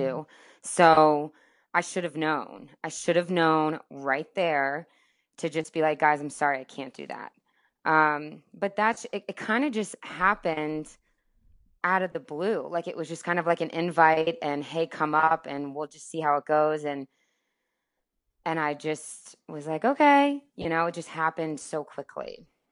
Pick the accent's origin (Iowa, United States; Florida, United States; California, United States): Florida, United States; Tampa; moved away as an adult; also born or lived in Amarillo, Texas / Atlanta; growing up in Florida and in Tampa